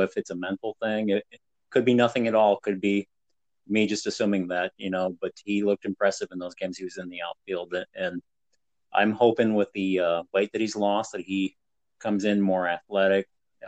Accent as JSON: {"language": "English", "region": "Northeast Ohio", "country": "United States", "tie": "born or raised there"}